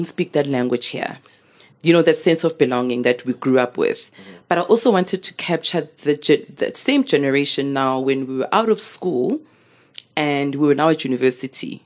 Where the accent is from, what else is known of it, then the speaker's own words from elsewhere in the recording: Soweto, Gauteng, South Africa; I'm growing up in Midlands, Soweto.